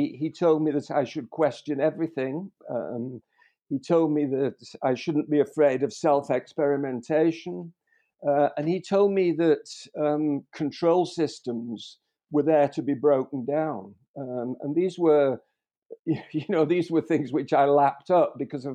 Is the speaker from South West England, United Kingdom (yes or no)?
no; Liverpool, North West England, United Kingdom; born in Liverpool